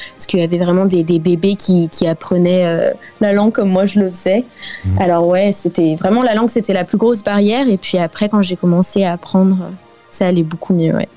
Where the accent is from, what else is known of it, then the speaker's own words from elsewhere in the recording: France; moved away as an adult; now in South Africa; en tant que française